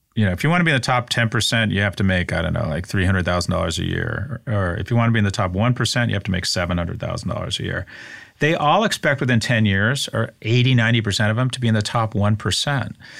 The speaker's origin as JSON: {"language": "English", "country": "United States", "said": "as American males in the U S"}